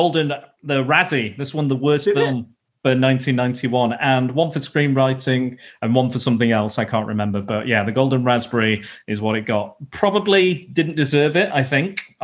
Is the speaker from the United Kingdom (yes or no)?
yes; the north of England, United Kingdom; accent: northern; I'm a northerner, so I sound north